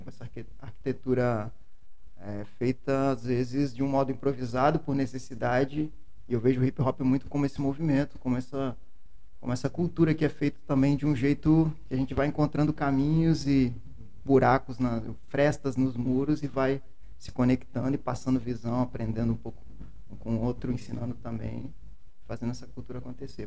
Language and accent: Portuguese; Serra, Espírito Santo, Brazil; Serra Dourada, onde eu cresci, onde eu cheguei com um ano de idade